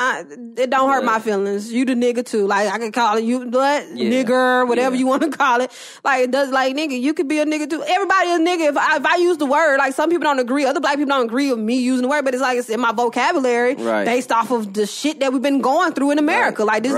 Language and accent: English; the South, United States; I'm from the South, so I got a lot of different voices.